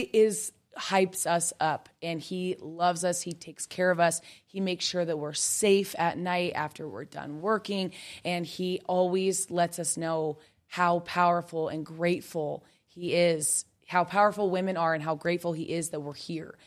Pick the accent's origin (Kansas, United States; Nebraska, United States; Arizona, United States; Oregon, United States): Kansas, United States; I grew up in Kansas